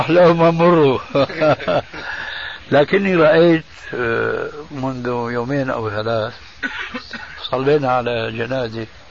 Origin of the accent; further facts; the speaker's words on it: Syria; عندنا في سوريا